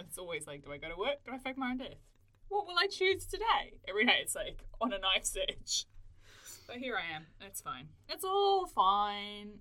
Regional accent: South Africa; also born or lived in Australia; now in New Zealand; I'm South African via Australia, came here about seven years ago

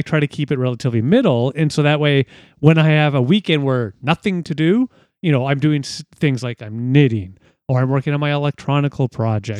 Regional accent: Ontario, Canada; being Canadian, specifically in Ontario

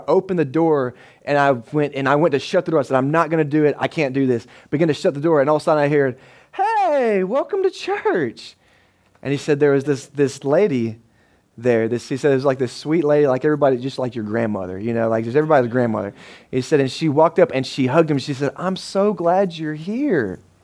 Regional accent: United States; we're an American man

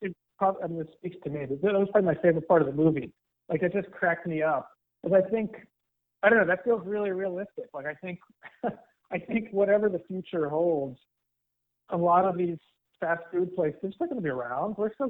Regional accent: Northeast, United States; And I grew up in the Northeast, we have Dunkin' Donuts.

